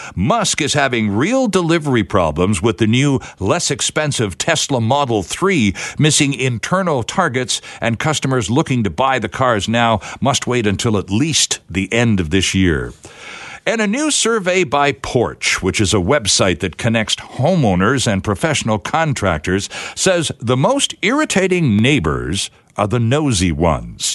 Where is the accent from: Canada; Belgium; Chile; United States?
Canada; Toronto, Ontario; now in Vancouver, Canada; I grew up in Toronto listening to him read the sports every day at noon